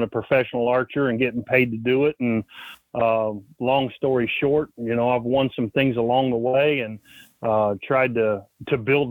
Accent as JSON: {"language": "English", "town": "Spencer", "region": "Indiana", "country": "United States", "tie": "born or raised there", "said": "my hometown, Spencer, Indiana"}